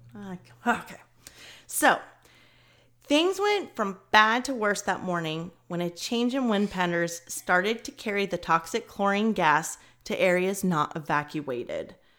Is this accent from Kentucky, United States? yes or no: yes; Kentucky, United States; I'm from Kentucky